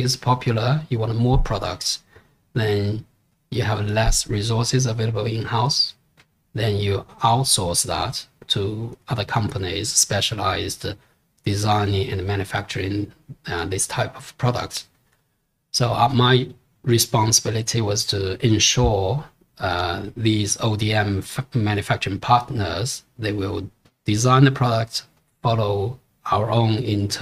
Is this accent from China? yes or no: yes; China; English is a second language; moved away as an adult; also born or lived in Singapore; this is my home country